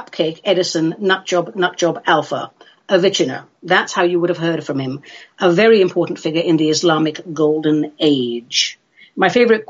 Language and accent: English; London, United Kingdom; I grew up in London